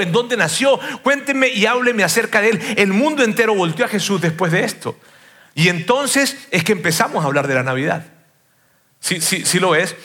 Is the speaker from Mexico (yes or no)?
no; Venezuela; como venezolano